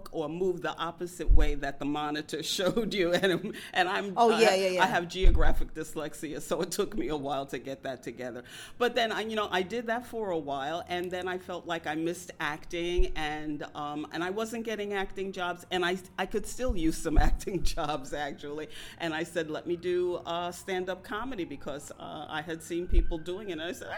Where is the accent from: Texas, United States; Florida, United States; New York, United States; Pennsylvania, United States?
New York, United States; New York City; I am originally from Bed-Stuy, a Brooklyn gal